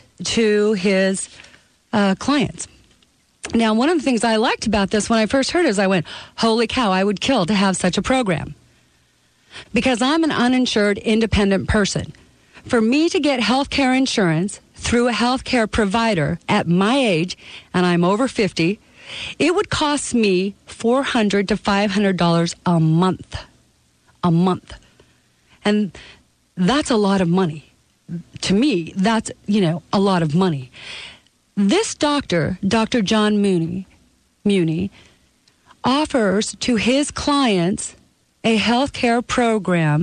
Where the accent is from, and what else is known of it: Canada; born or raised there; now in United States